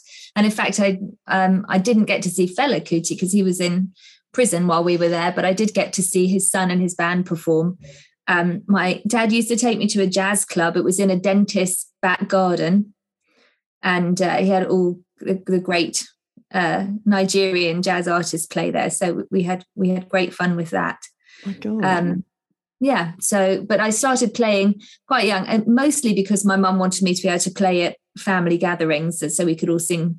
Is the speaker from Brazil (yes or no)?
no; Zambia; Well, I was brought up in Africa most of my childhood. And my mum is Irish, my dad was Scottish, so very much grew up singing folk songs